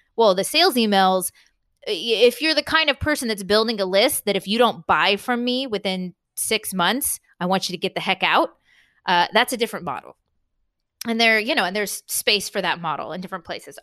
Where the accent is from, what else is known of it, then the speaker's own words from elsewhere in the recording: San Diego, California, United States; moved away; I'm from San Diego, California, for the most part, and that's where my parents live.